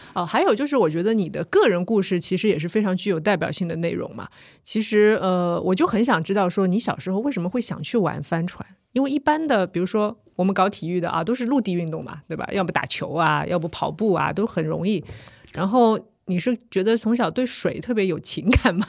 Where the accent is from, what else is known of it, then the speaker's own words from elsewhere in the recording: Shanghai, China; 小时候在长风公园划船